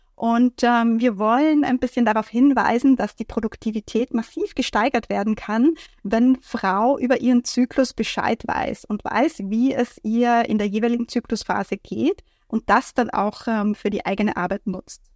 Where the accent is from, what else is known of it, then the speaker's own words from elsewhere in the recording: Vienna, Austria; aus Wien, aus meiner Heimat weggefahren bin